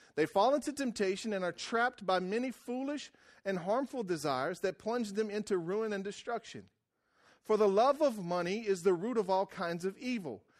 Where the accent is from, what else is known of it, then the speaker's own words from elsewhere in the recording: Louisiana, United States; moved away; I came from Wrangler, Louisiana, and I wore right white rubber boots, and we fished and cut sugarcane